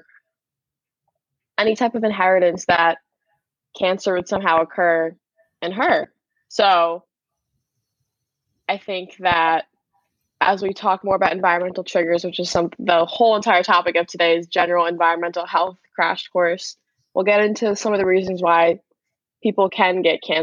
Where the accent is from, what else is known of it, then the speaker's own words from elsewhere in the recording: Suffolk County, New York, United States; I'm from Suffolk County, New York